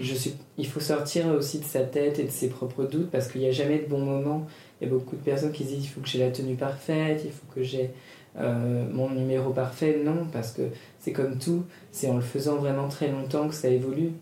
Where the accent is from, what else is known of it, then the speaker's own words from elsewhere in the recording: Paris, Île-de-France, France; also born or lived in United States; Ici, c'est ma ville, Paris, c'est là où j'ai grandi.